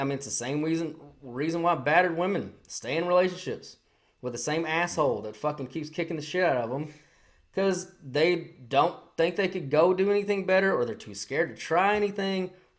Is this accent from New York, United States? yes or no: yes; New York City, New York, United States; This is our city. This is how it is. This is how it, we're from the city. That's how it is. Born and raised in New York.